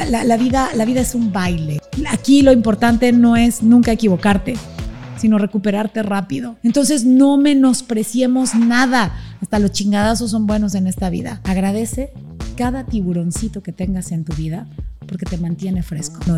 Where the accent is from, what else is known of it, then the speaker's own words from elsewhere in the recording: Panama; born there; Nací en Panamá.